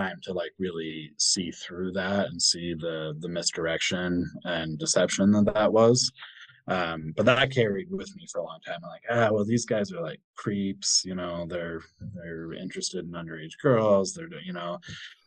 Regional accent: Springville, Utah, United States; I grew up in Springville, Utah

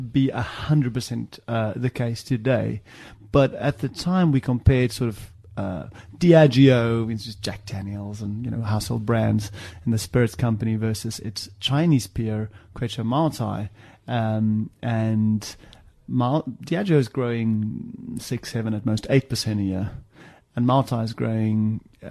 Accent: South Africa; moved away as an adult; also born or lived in Cape Province, South Africa / Johannesburg, South Africa / Stellenbosch, South Africa; now in London, United Kingdom; Grew up in the Cape, high school in Joburg, studied at Stellenbosch, studied statistics, came to the UK in 01

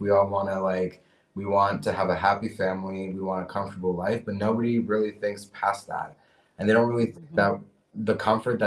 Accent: Lviv, Lviv Oblast, Ukraine; moved away; I was born in Ukraine, but I have a U.S. passport

